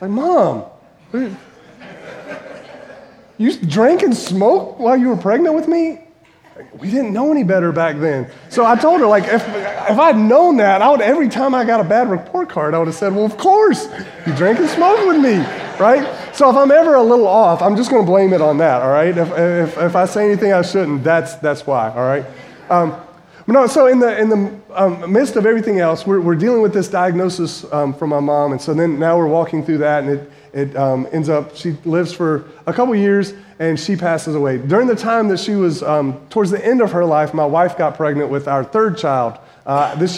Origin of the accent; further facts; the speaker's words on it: Winston-Salem, North Carolina, United States; moved away as an adult; also born or lived in Indiana / Kentucky; My wife and I moved from Kentucky to Winston-Salem, which is my hometown, to start a church in 2009.